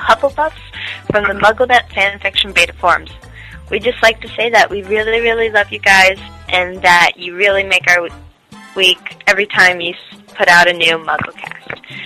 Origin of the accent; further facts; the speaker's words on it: United States; now in Czech Republic; I'm an American in the Czech Republic